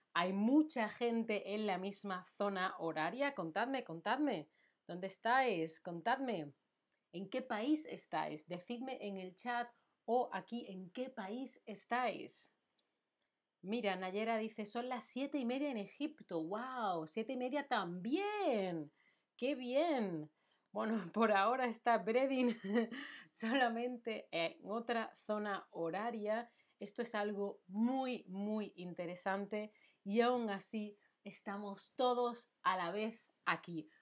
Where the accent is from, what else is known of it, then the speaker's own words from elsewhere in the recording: Spain; now in Germany; Yo soy de España